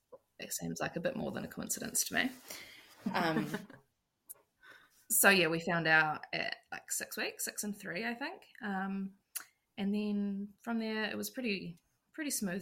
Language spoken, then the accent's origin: English; Auckland, New Zealand; now in Christchurch, New Zealand; We live in a small town, like 40 minutes out of Christchurch. But we're originally from Auckland